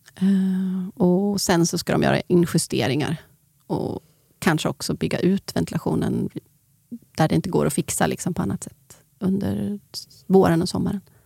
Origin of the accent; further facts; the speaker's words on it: Sweden; jag är svensk